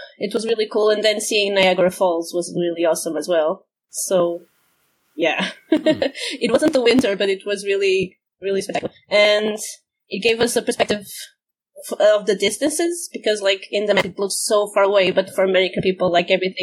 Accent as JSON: {"language": "English", "town": "Porto", "region": "Norte", "country": "Portugal", "tie": "born or raised there", "also_born_or_lived": "Algarve, Portugal / Coimbra, Portugal", "said": "I was born in Porto, which is on the coast."}